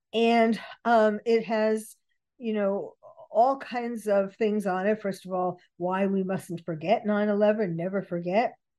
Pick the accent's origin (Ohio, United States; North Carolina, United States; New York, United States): New York, United States; New York City; I was born and bred in New York City.